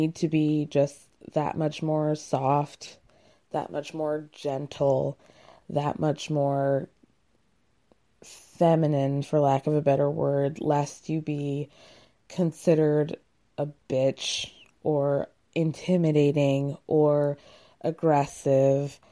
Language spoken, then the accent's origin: English; Georgia, United States; also born or lived in Illinois; now in New York, United States; I grew up in the suburbs of Georgia